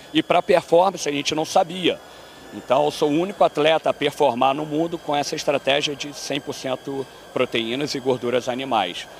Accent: Rio de Janeiro, Brazil; moved away as an adult; also born or lived in New Jersey, United States; now in Florida, United States; do Rio, sou do, do Rio

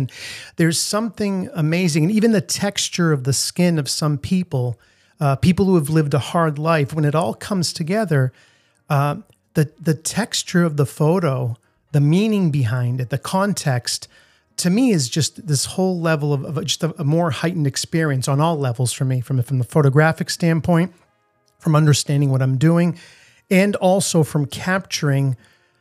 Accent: Sulmona, Abruzzo, Italy; now in Boston, United States; I was in my hometown of Sulmona in the region of Abruzzo.

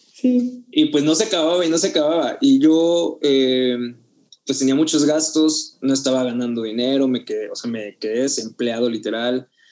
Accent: Oaxaca, Mexico; moved away as an adult; now in Mexico City, Mexico; yo soy de Oaxaca, me vine a, a Ciudad de México a estudiar

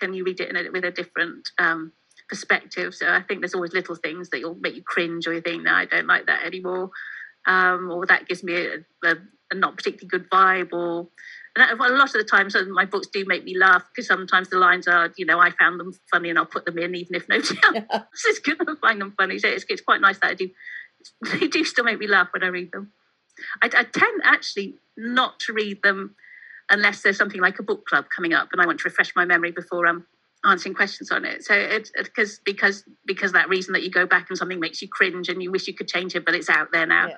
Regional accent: Mid Wales, United Kingdom; moved away; Growing up in Mid Wales, I'm very much a country girl, and living in the city now

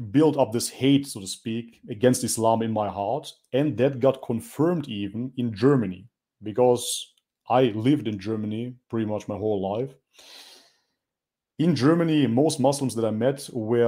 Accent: North Macedonia; culturally, I am from Macedonia. That is a small country on the Balkan

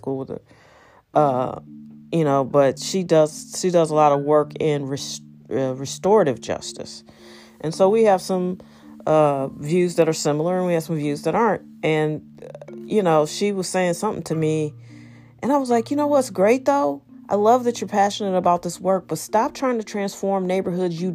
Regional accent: St. Louis, Missouri, United States; also born or lived in Los Angeles; I'm from here. I'm from St. Louis

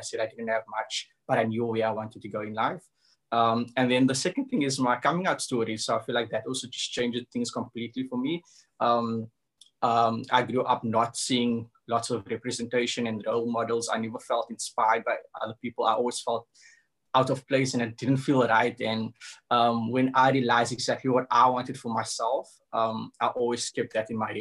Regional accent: Cape Town, Western Cape, South Africa; I come from the hood. I come from Cavda, which is in Retreat

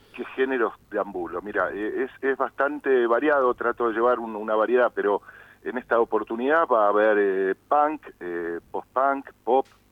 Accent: San Isidro, Buenos Aires Province, Argentina; moved away as an adult; also born or lived in El Bolsón; now in Bariloche, Argentina; originalmente vengo de Buenos Aires, vengo de la zona norte de San Isidro. este, y en, aquella época, cuando hice mi infancia, hasta los 20 años que viví ahí

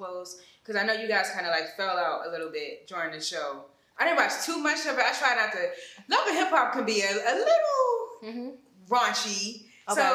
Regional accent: Philadelphia, Pennsylvania, United States; I'm from up north. I'm from North Philly

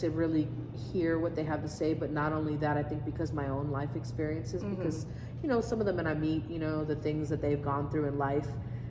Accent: Japan; I grew up in Japan, on a military base. So it's like, I'm so used to being in a foreign country, being around foreign people.

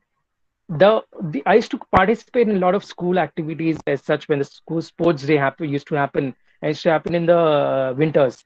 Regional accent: Mumbai, Maharashtra, India; I am from Bombay, born and brought up in Mumbai

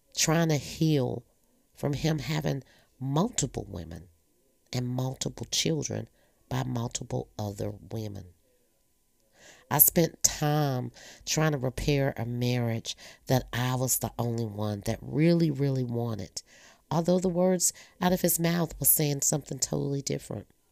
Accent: North Carolina, United States; also born or lived in Virginia; we moved to North Carolina from Virginia. I had to be every bit of maybe eight, nine years old

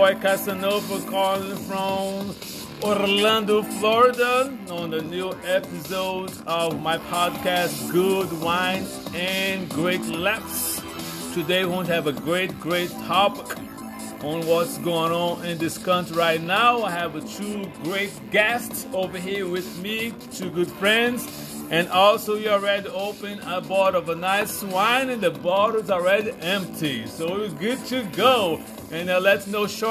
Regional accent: Brazil; also born or lived in Virginia, United States; now in United States; I'm originally from Brazil, been here in the United States since 1999.

